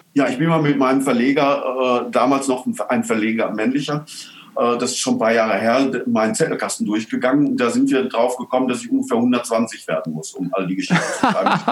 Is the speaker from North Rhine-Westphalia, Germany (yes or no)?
yes; Altena, North Rhine-Westphalia, Germany; in Altena, in meiner Heimatstadt